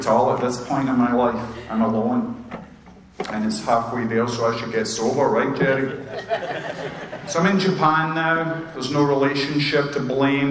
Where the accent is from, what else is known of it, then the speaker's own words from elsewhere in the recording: Scotland, United Kingdom; now in Chesapeake, United States; I'm like the Scottish buzzkill